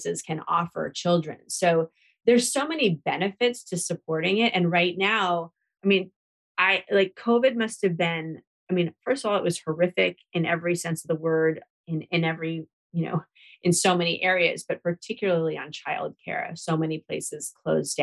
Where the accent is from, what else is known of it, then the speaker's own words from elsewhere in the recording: Seattle, Washington, United States; now in Washington, DC, United States; Now, I live in DC where we don't really have, you know, a concrete vote, but I'm from Seattle, Washington